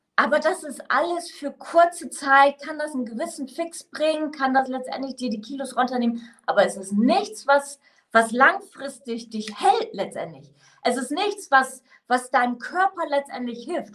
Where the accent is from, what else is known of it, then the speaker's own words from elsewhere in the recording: Northern Germany, Germany; now in Mainz, Germany; ich bin ursprünglich aus dem Norden